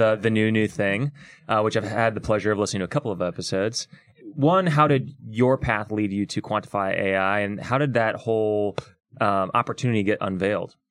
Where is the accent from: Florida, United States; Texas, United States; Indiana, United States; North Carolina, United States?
Indiana, United States; West Lafayette; I grew up in West Lafayette, which is where Purdue is